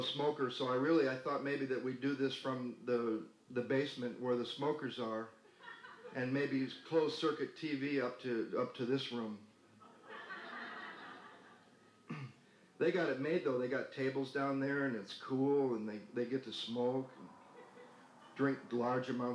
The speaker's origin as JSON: {"language": "English", "town": "Battle Creek", "region": "Michigan", "country": "United States", "tie": "born or raised there", "also_born_or_lived": "Denver, Colorado", "moved": "yes", "lives_now": "Santa Monica, United States", "said": "I grew up in Battle Creek, Michigan, and wasn't allowed to eat Kellogg's"}